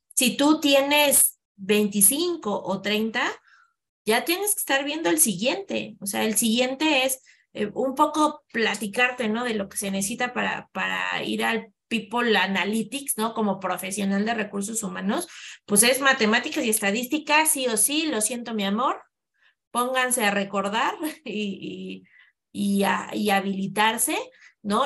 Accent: Mexico

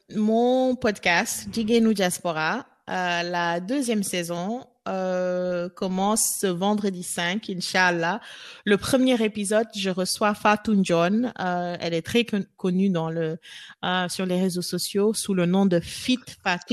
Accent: Senegal; moved away as an adult; now in Austin, United States; les femmes euh, sénégalaise, parce que bah, voilà, c'est là où j'ai grandi

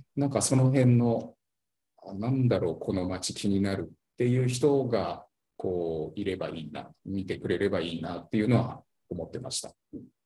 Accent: Nagasaki, Japan; moved away as an adult; also born or lived in Fukuoka / Kumamoto; 出身長崎です

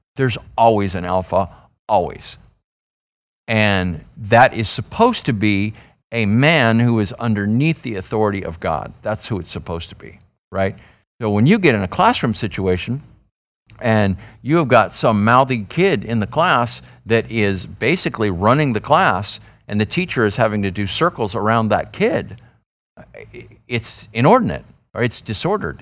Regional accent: Phoenix, Arizona, United States; I'm from Phoenix.

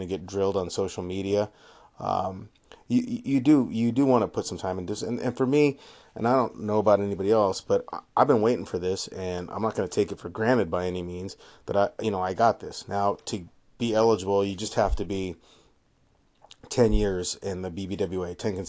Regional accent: Havre, Montana, United States; also born or lived in Western Washington; now in Seattle, United States; I'm coming to you semi-live from Havre, Montana. Yes, that's my hometown

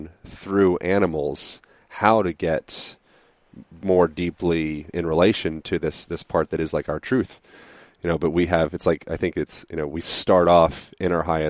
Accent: Pennsylvania, United States; now in Los Angeles, United States; I grew up in Pennsylvania.

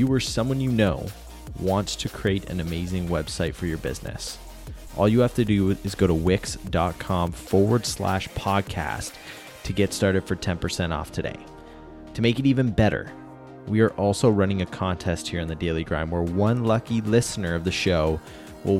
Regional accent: Canada; I'm Canadian

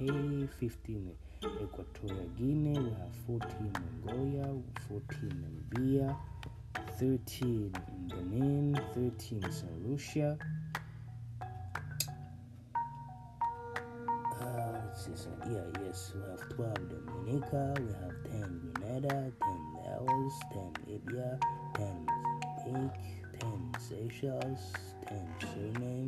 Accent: Burundi; moved away; I was born and raised in, this is my own country

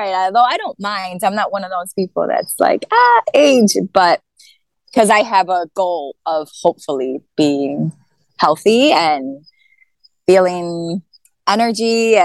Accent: Chicago, Illinois, United States; I'm from Chicago in Illinois

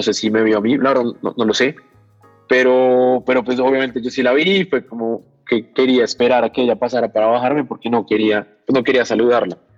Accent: Bogotá, Colombia; soy de Bogotá

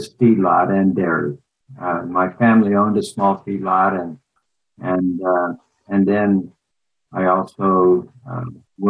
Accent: El Centro, California, United States; I'm born here in El Centro in Imperial Valley, California. And I've had the privilege of actually working my career out where I was raised and born

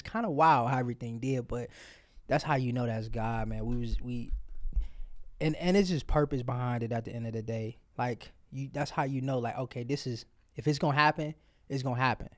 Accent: Cleveland, Ohio, United States; I came from Cleveland Public School to the suburb

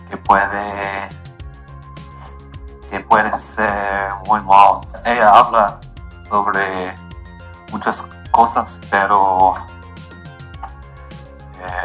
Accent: Sacramento, California, United States; Spanish is a second language; yo soy de Sacramento, California, en los Estados Unidos.

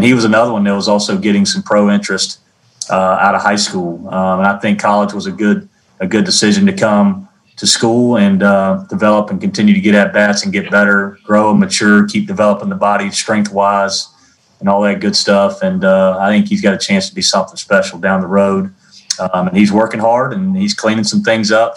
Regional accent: Charlotte, North Carolina, United States; we're all from Charlotte

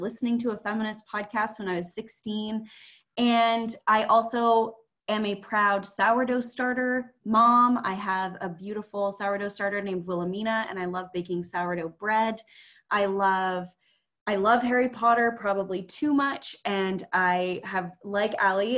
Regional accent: Ottawa, Ontario, Canada; also born or lived in Newmarket, Ontario; now in Alberta, Canada; I was born in Newmarket, Ontario, which is just north of Toronto. But I grew up in Ottawa, Ontario

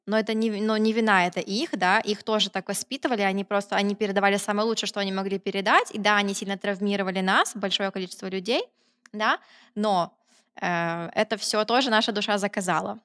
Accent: Kryvyi Rih, Dnipropetrovsk Oblast, Ukraine; moved away as an adult; also born or lived in Kyiv; я самородом родом из Кривого Рога

